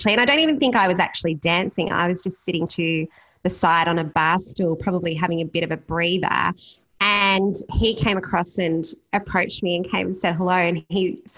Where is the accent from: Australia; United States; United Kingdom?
Australia; Bannockburn, Victoria; I grew up in Bannockburn, which is about 20 minutes away from Geelong, in a small country town